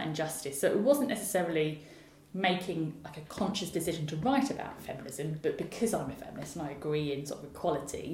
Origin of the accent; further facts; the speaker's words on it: Southend-on-Sea, East of England, United Kingdom; I grew up in Southend-on-Sea, which is where I live now